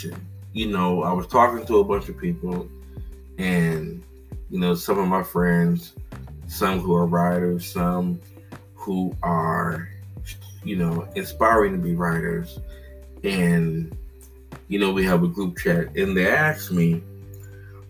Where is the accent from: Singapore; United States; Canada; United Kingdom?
United States; Cincinnati, Ohio; growing up in Cincinnati, Ohio, living in a diverse area, Madisonville